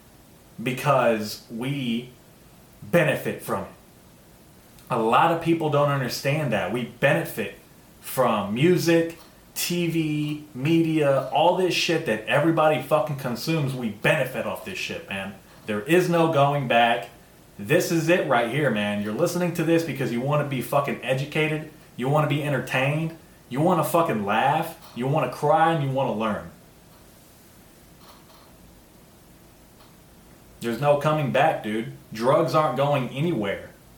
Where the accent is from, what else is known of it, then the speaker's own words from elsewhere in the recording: United States; As an American, dude, first generation American